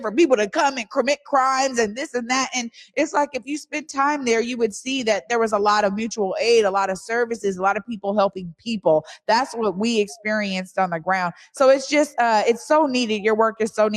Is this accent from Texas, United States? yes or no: no; Seattle, Washington, United States; I grew up in the Central District